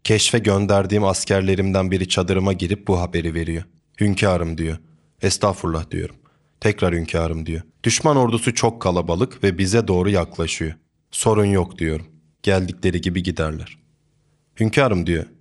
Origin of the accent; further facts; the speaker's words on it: a village in Trabzon, Turkey; Trabzon'un bir köyünde doğdum büyüdüm. Tüm çocukluğum köyde geçti.